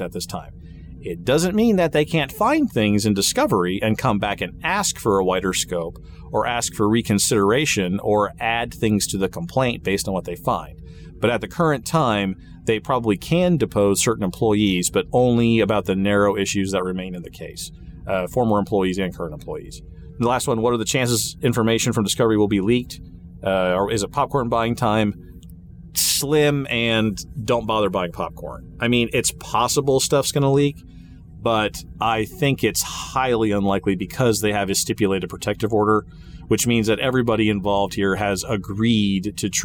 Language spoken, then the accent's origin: English; Wichita, Kansas, United States; Wichita, Kansas, by the way, just for fun, just so you all will know, from my hometown